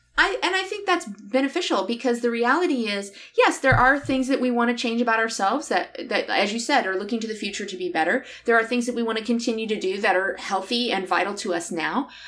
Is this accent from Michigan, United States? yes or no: yes; southern Michigan, United States; moved away; I grew up down here